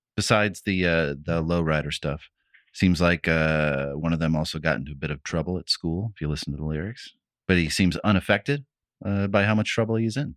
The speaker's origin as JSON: {"language": "English", "region": "Midwest", "country": "United States", "tie": "born or raised there", "said": "When I was a kid, like, growing up in the Midwest"}